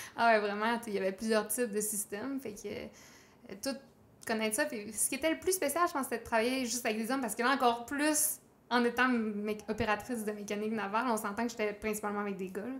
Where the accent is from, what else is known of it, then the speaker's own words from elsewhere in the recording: Chicoutimi, Quebec, Canada; je suis originaire du Saguenay. OK. De Chicoutimi.